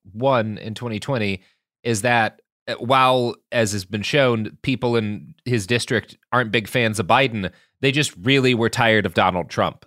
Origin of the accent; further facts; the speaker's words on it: Texas, United States; as a Texan